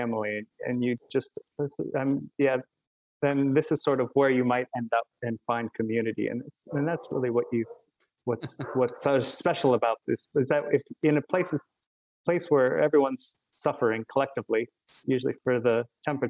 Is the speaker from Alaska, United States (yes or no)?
yes; Fairbanks, Alaska, United States; now in Asbury Park, United States; growing up in Alaska